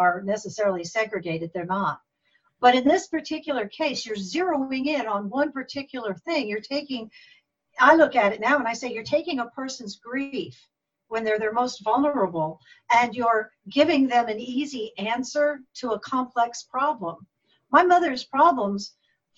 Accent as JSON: {"language": "English", "town": "Arlington", "region": "Virginia", "country": "United States", "tie": "born or raised there", "also_born_or_lived": "Washington, D.C.", "said": "I grew up in Washington, D.C., actually Arlington, Virginia, which is right across the Potomac from D.C."}